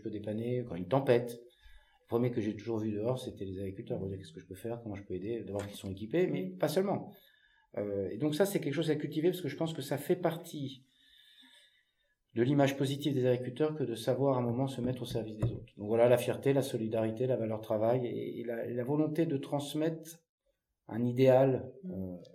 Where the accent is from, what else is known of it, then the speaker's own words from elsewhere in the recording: Centre-Val de Loire, France; fois que je suis monté dans une moissonneuse batteuse, j'avais peut-être, je sais pas, 10-12 ans, chez moi dans le Loir-et-Cher.